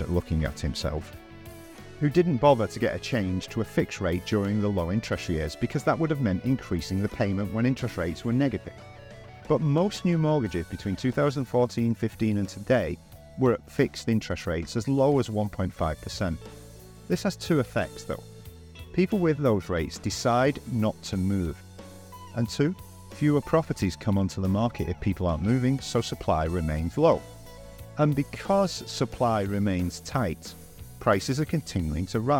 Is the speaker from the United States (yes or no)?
no; United Kingdom; moved away as an adult; now in Valencia, Spain; I walk down the street of my hometown